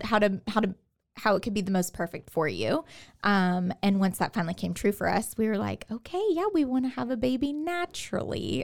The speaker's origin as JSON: {"language": "English", "town": "Katy", "region": "Texas", "country": "United States", "moved": "as an adult", "lives_now": "Waco, United States", "said": "I am from Houston, the Houston area, from Katy."}